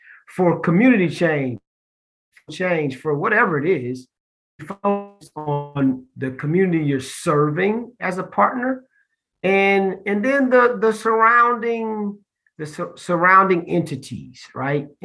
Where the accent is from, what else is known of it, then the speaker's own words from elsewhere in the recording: Columbus, Ohio, United States; also born or lived in Austin, Texas; now in Charlotte, United States; my home, I mentioned, is Columbus, Ohio